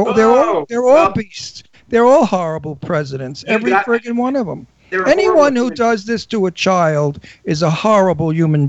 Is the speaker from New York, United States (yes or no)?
yes; New York City, New York, United States; moved away; also born or lived in Palm Springs; I'm a New Yorker. We were raised to be diversified. I went to school with every nationality, every religion, every race.